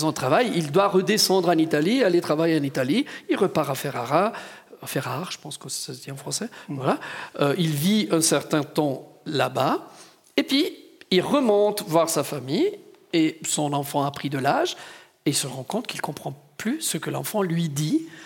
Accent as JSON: {"language": "French", "region": "Ticino", "country": "Switzerland", "said": "je voudrais revenir un moment avec Maurice sur cette question de je viens du Tessin."}